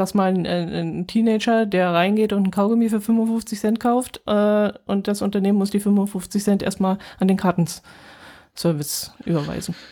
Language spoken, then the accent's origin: German; Allgäu, Germany; bei uns im Allgäu